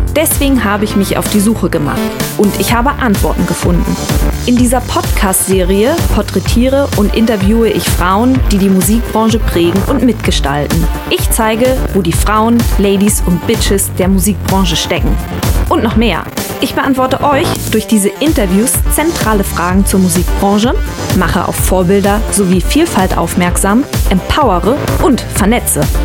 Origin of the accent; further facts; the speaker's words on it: Wendland, Lower Saxony, Germany; moved away; Ich bin im Wendland groß geworden und da gibt es nicht so viel